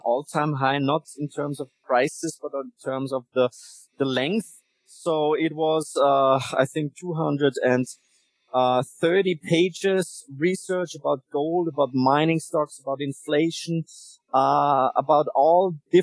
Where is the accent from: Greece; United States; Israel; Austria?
Austria; Vienna; I grew up in Vienna